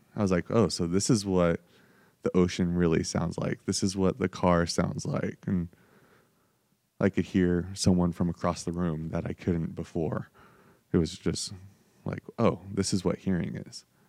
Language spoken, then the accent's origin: English; Spokane, Washington, United States; also born or lived in San Diego, California; so I was born in San Diego, um, moved to Spokane, um, when I was just about to be turning ten.